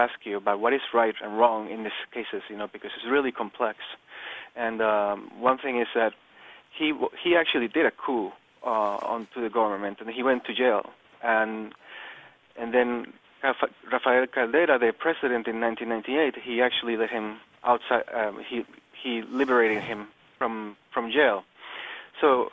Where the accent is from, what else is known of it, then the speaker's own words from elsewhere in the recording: Venezuela; moved away as an adult; now in Japan; I'm from South America, Venezuela